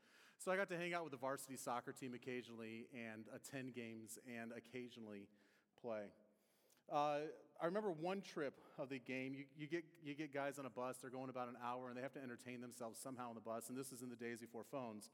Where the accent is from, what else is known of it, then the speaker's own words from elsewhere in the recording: near the Detroit area, Michigan, United States; now in Indiana, United States; I grew up near the Detroit area